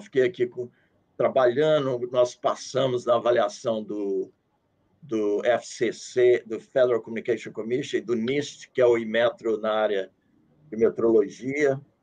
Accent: Brazil; moved away as an adult; now in Washington, United States; sou do Brasil

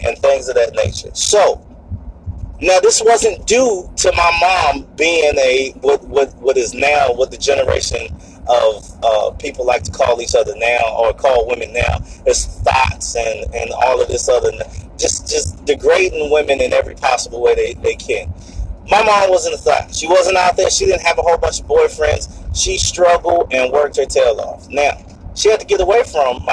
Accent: Norfolk, Virginia, United States; I'm from Norfolk, Virginia, and I grew up in a place called Young's Park

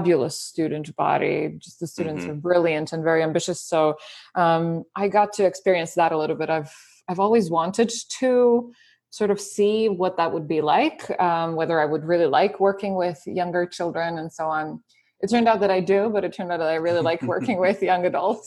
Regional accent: Serbia; moved away as an adult; I was born and I grew up in Serbia in Europe.

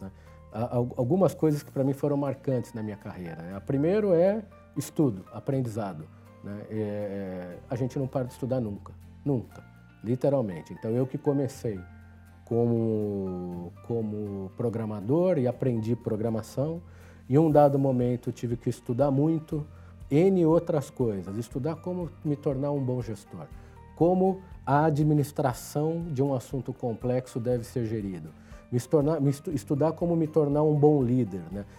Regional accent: São Paulo, Brazil; nasci em São Paulo

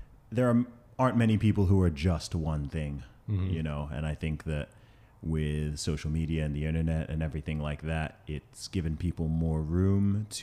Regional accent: Saudi Arabia; also born or lived in United Kingdom; So in terms of my background, I'm from the UK. I know I don't sound it with the accent, but I grew up in Saudi Arabia. I went to an American school out there for about 8 or 9 years.

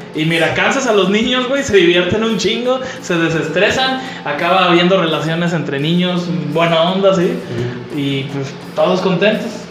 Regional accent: Veracruz, Mexico; moved away; also born or lived in Ciudad Juárez, Chihuahua; aquí afecta mi, mi geografía

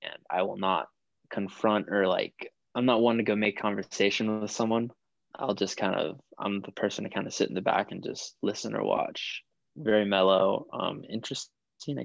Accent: Miami, Florida, United States; now in North Carolina, United States; I'm from Miami

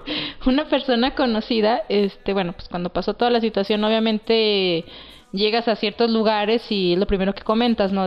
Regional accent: Durango, Mexico; somos de Durango

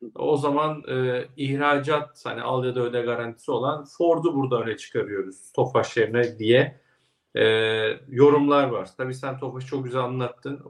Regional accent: Ilgaz, Kastamonu, Turkey; moved away; memleketime selamlar. Kastamonu, Ilgaz. Evet, Ilgaz'dan selamlar.

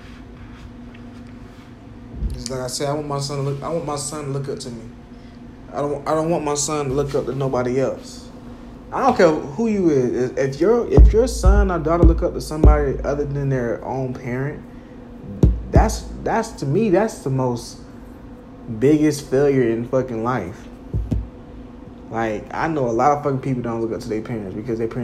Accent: Jacksonville, United States; now in Spartanburg, United States; Growing up in Jacksonville, especially living out here in Spartanburg, South Carolina

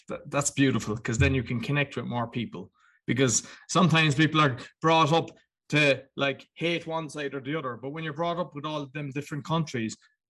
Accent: Ireland; now in Poland; I'm in Poland, but I'm Irish

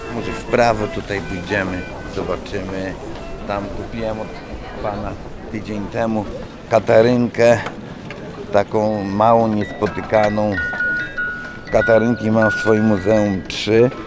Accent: Roztocze, Poland; u nas na Roztoczu

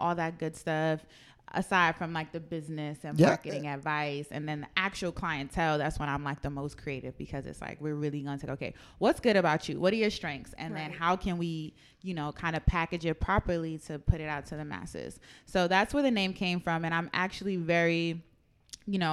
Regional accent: New York City, New York, United States; I'm from Harlem

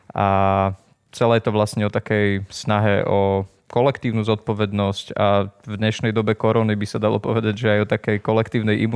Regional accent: Poprad, Prešov Region, Slovakia; now in Bratislava, Slovakia; pochádzam z Popradu, žijem v Bratislave.

